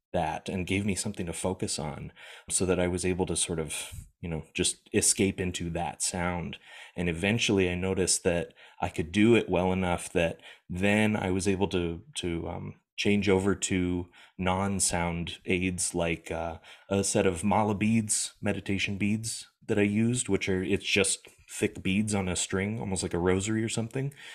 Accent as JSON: {"language": "English", "country": "United States", "moved": "yes", "said": "I'm an American living in America at the time."}